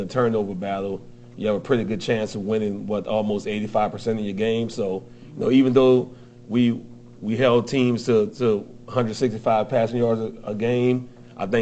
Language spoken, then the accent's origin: English; New Orleans, Louisiana, United States; moved away; I'm originally from New Orleans